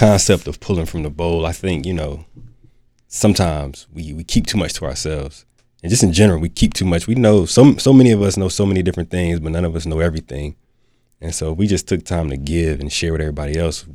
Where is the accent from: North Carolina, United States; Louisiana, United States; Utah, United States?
North Carolina, United States; Durham; born and raised in Durham, North Carolina